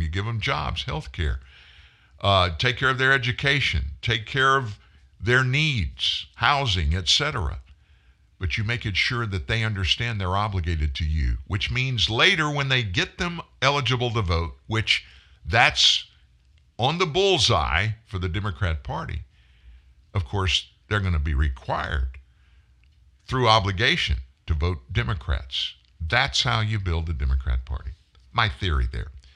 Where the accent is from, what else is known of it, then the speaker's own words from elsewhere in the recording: United States; we as Americans